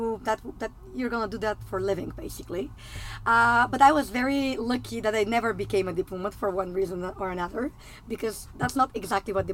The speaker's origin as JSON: {"language": "English", "country": "Bulgaria", "said": "I'm actually coming from Eastern Europe. I'm originally from Bulgaria."}